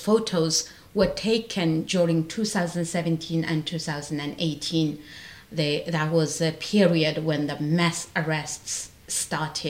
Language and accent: English; Ghulja, Xinjiang, China; moved away as an adult; I was in Gulja, in my hometown, in February 1997